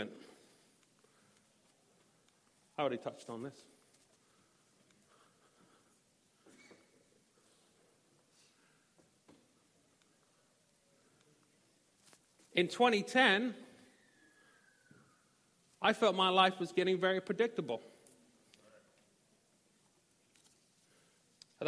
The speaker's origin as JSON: {"language": "English", "town": "Norwich", "region": "East of England", "country": "United Kingdom", "tie": "born or raised there", "also_born_or_lived": "Little Rock, Arkansas", "moved": "as an adult", "said": "we decided to go back to my hometown. As you see, I have an accent. I'm not from these parts. Y'all. So we decided to go to England."}